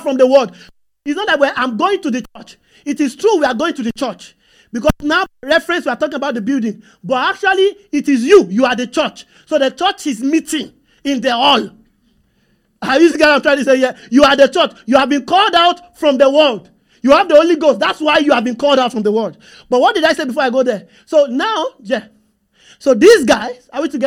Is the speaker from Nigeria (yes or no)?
yes; Nigeria; I'm from Nigeria.